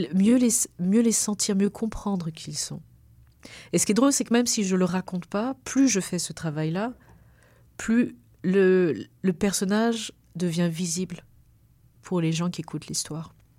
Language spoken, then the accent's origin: French; Réunion; moved away; moi j'ai quand même choisi de partir, mais mon, cordon il reste là-bas